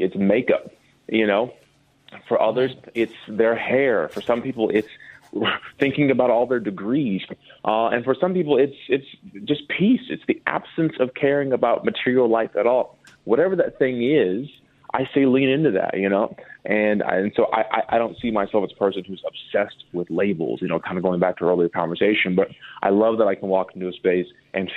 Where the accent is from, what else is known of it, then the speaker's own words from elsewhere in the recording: Minnesota, United States; moved away as an adult; now in Los Angeles, United States; I'm from Minnesota, and this is how we act there